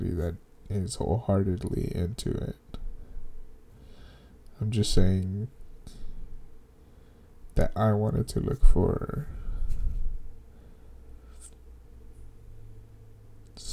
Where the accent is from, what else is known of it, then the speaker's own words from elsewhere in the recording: Dallas, Texas, United States; We grew up in Oak Cliff. Yeah, Oak Cliff, that's my hood